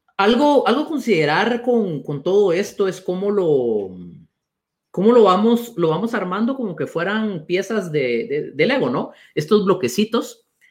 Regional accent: Guatemala; los dos somos guatemaltecos

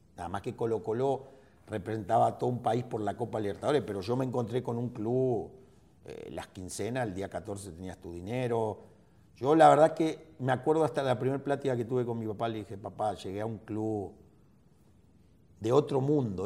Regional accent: Argentina; moved away as an adult; also born or lived in Chile / Morelia, Mexico; now in Monterrey, Mexico; yo salí de Argentina con novia

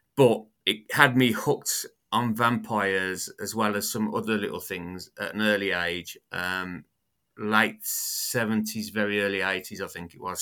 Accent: United Kingdom; accent: British; my British accent

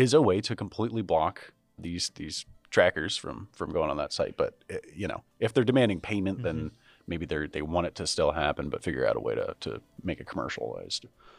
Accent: Ohio, United States; I am somebody from Ohio.

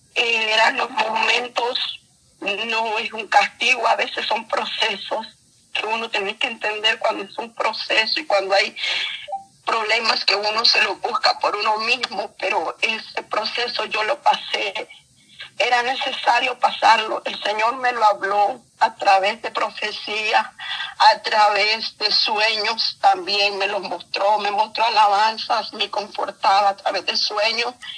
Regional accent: El Salvador; yo soy de El Salvador

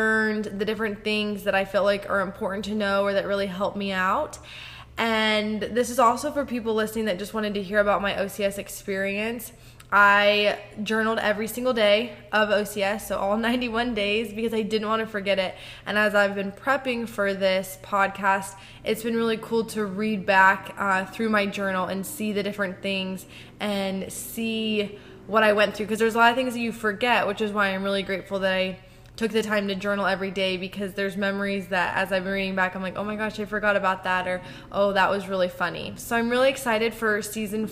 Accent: Columbus, Ohio, United States; moved away as an adult; also born or lived in Camp Pendleton, California; now in Norfolk, United States; I was born and raised in Columbus, Ohio

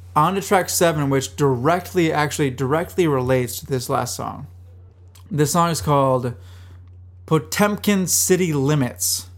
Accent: Minnesota, United States; I'm from Minnesota

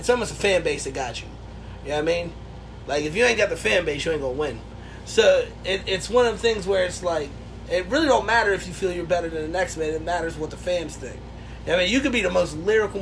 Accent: Houston, Texas, United States; I'm from Short Tears, Houston. I'm country as shit

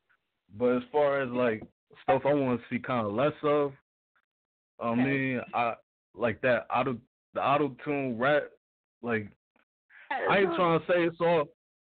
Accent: Irvington, New Jersey, United States; also born or lived in Newark, New Jersey; born Newark, Irvington raised.

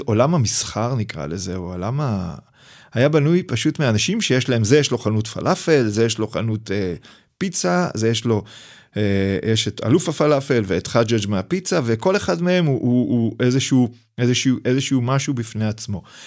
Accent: Hadera, Haifa District, Israel; now in Mitzpe Ramon, Israel; חדרה זה המקום שבו גדלתי, אני נולדתי בשנות ה-70

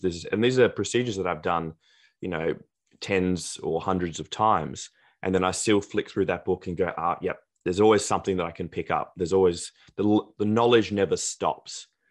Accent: South Australia, Australia; also born or lived in Greece / Adelaide, Australia; I was born in Australia, but then I moved to, to Greece for the first three years of my life, came back to Australia, lived e, there ever since.

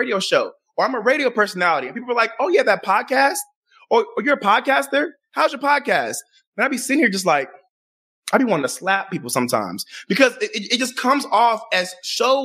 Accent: Chicago, Illinois, United States; also born or lived in Florida / Maryland; I'm a guy that was born and raised in Chicago, Illinois

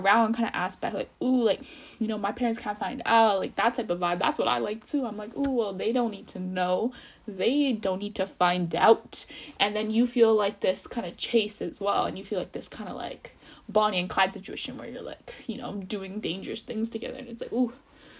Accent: India; And especially I'm Indian, being Indian, it's really hard, because your parents don't want you with the bad guy.

